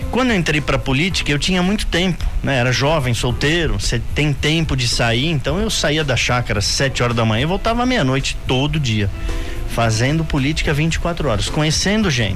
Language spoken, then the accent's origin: Portuguese; São Paulo, Brazil; moved away as an adult; now in Indaiatuba, Brazil; Eu sou nascido em São Paulo, fui nascido como a gente diz aqui, nascido e criado lá